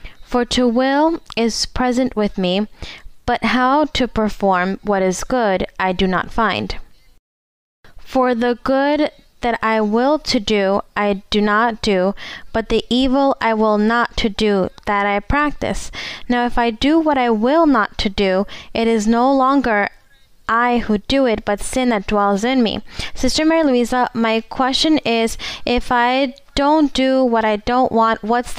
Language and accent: English; Equatorial Guinea; English is a second language; Good morning, sister. Welcome to Spain. I am from Equatorial Guinea, and I have a question in the Bible